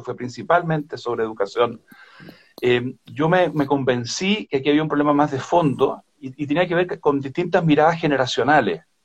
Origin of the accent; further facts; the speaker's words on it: Chile; como chilenas y chilenos